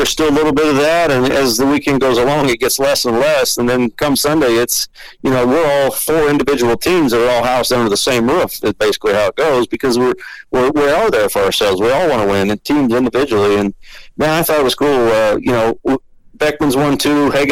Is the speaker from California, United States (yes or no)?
no; Iowa, United States; I grew up in Iowa, just about 4 hours north of there